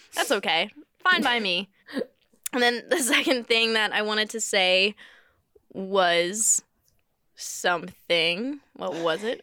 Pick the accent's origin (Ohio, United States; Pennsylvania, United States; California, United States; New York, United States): Pennsylvania, United States; near Dorney Park; there is a, uh, a, an amusement park by my hometown. It's, like, Mm, mm, a bit of ways, but it's somewhere around us, and I went there almost every day in the summer as a kid